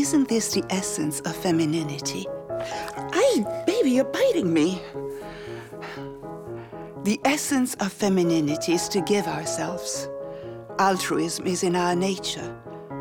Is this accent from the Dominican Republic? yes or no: no; Italy; now in New York, United States; when I was a child, I grew up in Italy